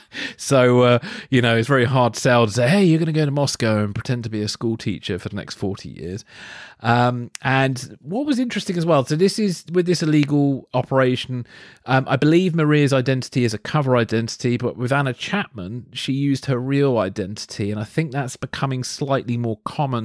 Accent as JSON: {"language": "English", "country": "United Kingdom", "tie": "born or raised there", "said": "Oleg Gordievsky, who used to live in my hometown"}